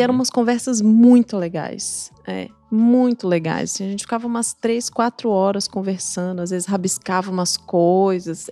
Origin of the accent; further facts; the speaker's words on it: São Paulo, Brazil; also born or lived in Juiz de Fora, Minas Gerais / Curitiba, Paraná; Morei lá até os oito anos e depois pra, vim para São Paulo, onde estou desde então